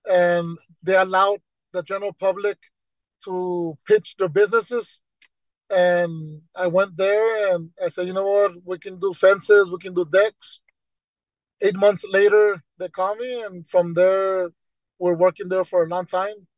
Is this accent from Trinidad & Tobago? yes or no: no; Brownsville, Texas, United States; I was born in Bronzo, and I went to Gonzales Elementary, Perkins Middle School, Rivera High School